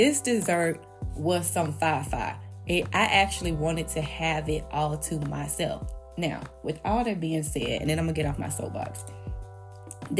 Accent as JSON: {"language": "English", "town": "Memphis", "region": "Tennessee", "country": "United States", "said": "I'm from Memphis"}